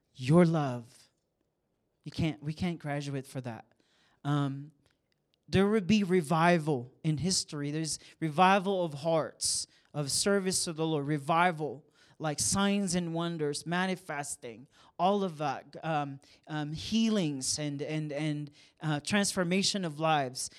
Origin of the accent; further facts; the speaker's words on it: San Juan, Calabarzon, Philippines; now in Kansas City, United States; I was born and raised in the Philippines and, um, small town. It's called Saint John, San Juan, Batangas.